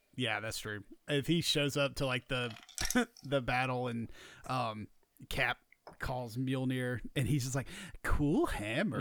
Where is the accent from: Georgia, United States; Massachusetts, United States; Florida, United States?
Georgia, United States; We're from Georgia, so college football means a lot